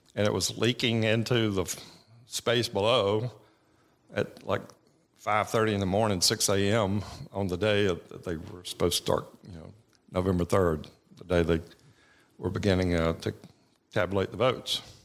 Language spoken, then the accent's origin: English; Buford, Georgia, United States; I grew up in Beaufort, Georgia, which is, you know, tw-, twenty miles from Winder